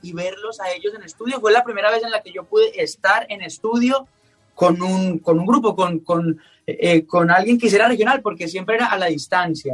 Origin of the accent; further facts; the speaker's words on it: Colombia; a mí como colombiano me llena de orgullo